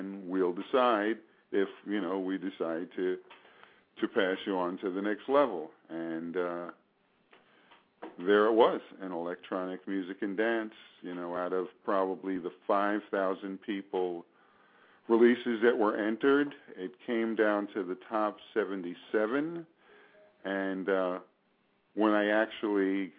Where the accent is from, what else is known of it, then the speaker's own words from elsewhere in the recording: New York City, New York, United States; moved away; we're both originally from Staten Island, New York